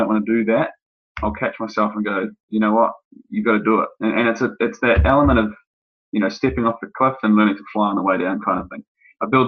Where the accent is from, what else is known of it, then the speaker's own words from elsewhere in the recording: New Zealand; moved away as an adult; also born or lived in United Kingdom; now in Sydney, Australia; having grown up in New Zealand. My accent may come through to some of you